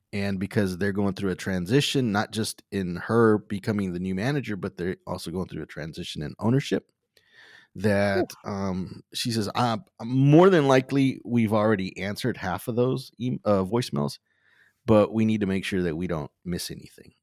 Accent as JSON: {"language": "English", "town": "Wharton", "region": "Texas", "country": "United States", "tie": "born or raised there", "also_born_or_lived": "League City, Texas", "said": "I was born and raised in Wharton, Texas"}